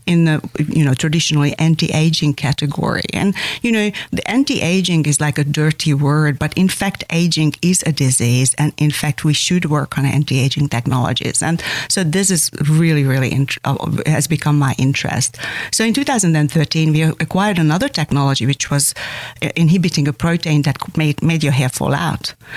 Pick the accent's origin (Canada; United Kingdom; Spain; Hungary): Hungary; English is a second language; also born or lived in Austria; now in Australia; when I decided to want to come to Australia on my way out of Hungary, I started learning the language